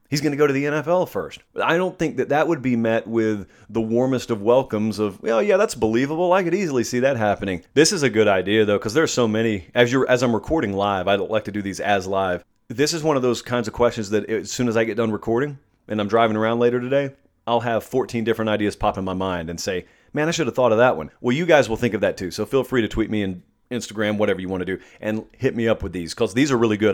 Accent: Columbus, United States; I grew up in Columbus, where I am right now, um, physically

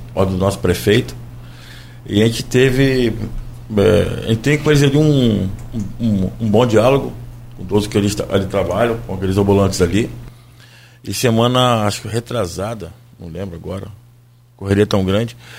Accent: Brazil; nós que, que somos brasileiros

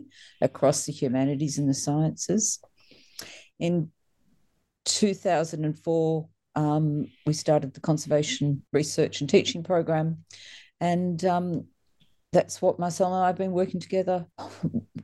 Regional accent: Melbourne, Victoria, Australia; I'm Melbourne born and bred.

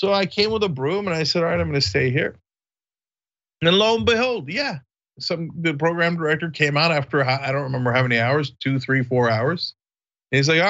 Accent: East Brunswick, New Jersey, United States; growing up in East Brunswick

